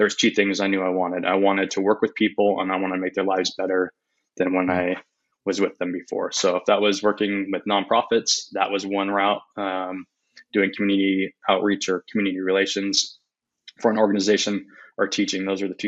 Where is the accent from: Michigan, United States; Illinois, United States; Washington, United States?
Washington, United States; Spokane; also born or lived in Eugene, Oregon; live in Spokane, basically born and raised in Spokane.